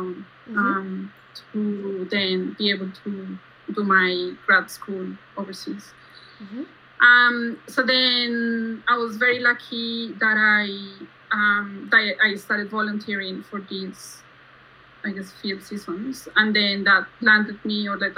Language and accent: English; Bogotá, Colombia; moved away as an adult; now in Australia; I was born and raised in Bogota